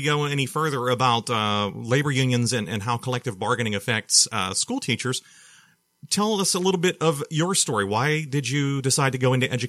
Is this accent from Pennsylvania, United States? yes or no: yes; Mon Valley, Pennsylvania, United States; growing up in the Mon Valley